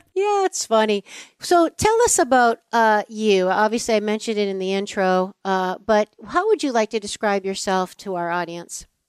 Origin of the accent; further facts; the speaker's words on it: East Coast, United States; I'm from the East Coast